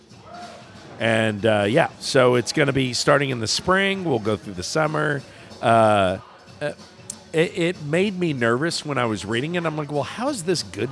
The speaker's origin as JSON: {"language": "English", "town": "Houston", "region": "Texas", "country": "United States", "tie": "born or raised there", "said": "I grew up in Houston"}